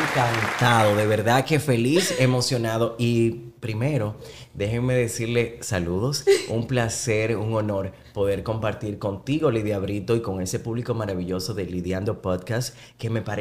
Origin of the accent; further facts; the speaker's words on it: Conuco, Hermanas Mirabal, Dominican Republic; yo en realidad soy de Conuco o sea mi familia eh, por parte de mi pa